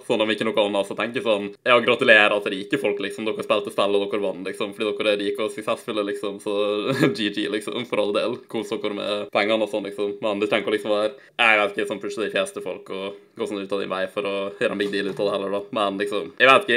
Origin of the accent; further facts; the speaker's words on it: Nordmøre, Møre og Romsdal, Norway; now in Ålesund, Norway; jeg er fra Nordmøre, ikke sant, selv om jeg bor på Sunnmøre